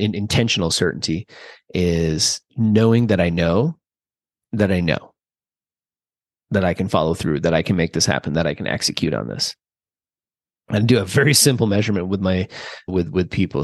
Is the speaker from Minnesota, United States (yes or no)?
yes; central Minnesota, United States; I grew up in Minnesota, central Minnesota, about, I don't know, four hours or so south of the Canadian border